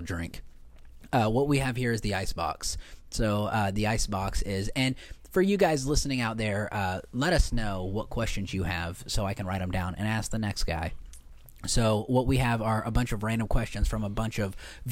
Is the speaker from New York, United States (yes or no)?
no; Indiana, United States; moved away; I'm from Indiana